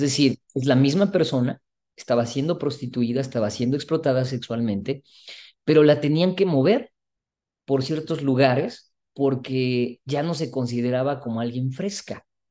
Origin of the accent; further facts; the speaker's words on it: Mexico; como mexicanos y mexicanas